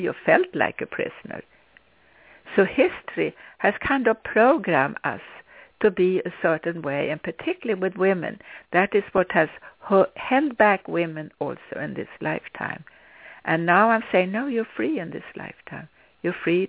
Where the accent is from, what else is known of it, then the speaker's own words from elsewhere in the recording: Sweden; English is a second language; moved away as an adult; When I was a child, I grew up in Sweden